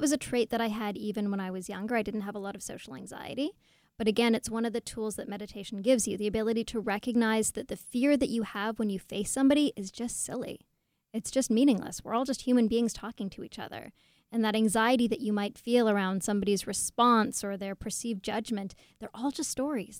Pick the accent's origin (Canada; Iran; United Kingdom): Canada; Toronto, Ontario; I'm from Toronto